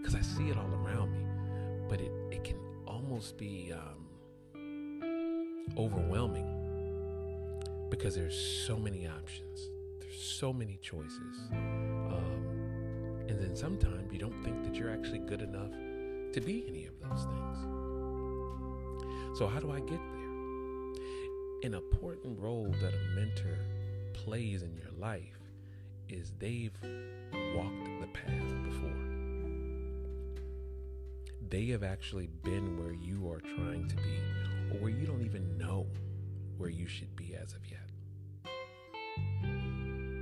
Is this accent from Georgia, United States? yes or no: yes; Atlanta, Georgia, United States; I grew up in Atlanta, Georgia